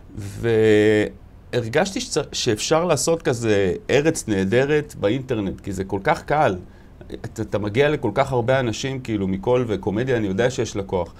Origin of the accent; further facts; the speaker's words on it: Bat Yam, Tel Aviv District, Israel; גדלתי בבת ים, שזה מקום אה, מאוד מיוחד.